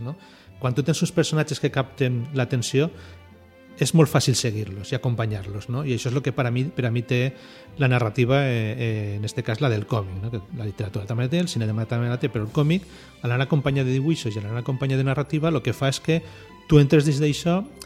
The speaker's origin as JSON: {"language": "Catalan", "region": "Valencian Community", "country": "Spain", "said": "som els valencians"}